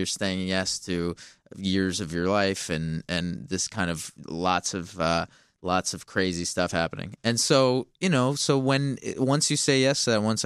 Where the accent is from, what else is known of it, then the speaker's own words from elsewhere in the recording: Los Angeles, California, United States; I'm from Los Angeles